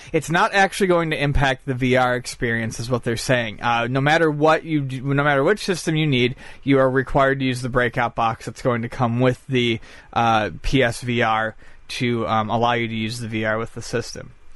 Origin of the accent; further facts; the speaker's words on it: Buffalo, New York, United States; moved away; I'm from Buffalo. I haven't been home in a year and a half